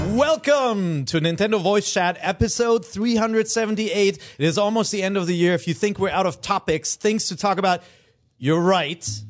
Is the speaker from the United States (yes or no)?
no; Cologne, North Rhine-Westphalia, Germany; moved away; I am, uh, uh, from Cologne, Germany.